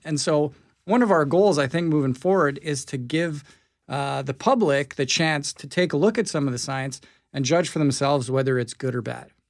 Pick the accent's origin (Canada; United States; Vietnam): Canada; Winnipeg, Manitoba; I grew up in the North End. I went to Sisler High